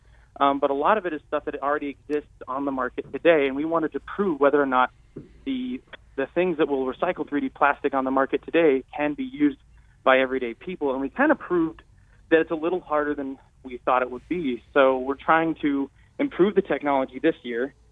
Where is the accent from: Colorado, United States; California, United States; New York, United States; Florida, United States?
California, United States; Marin County, Bay Area; moved away; I'm from the Bay Area, I'm from Marin County, and the Brower Institute and David Brower is a big name back home